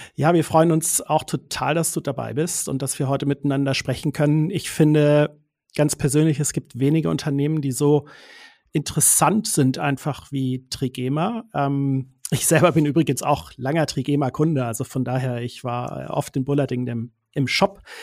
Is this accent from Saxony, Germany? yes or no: no; Swabian Jura, Swabia, Baden-Württemberg, Germany; accent: Swabian; moved away; denn es geht wieder in meine alte Heimat. Da muss ich so ein bisschen aufpassen, dass ich gleich nicht ins Schwäbeln komme, weil wir sind wieder auf der Schwäbischen Alb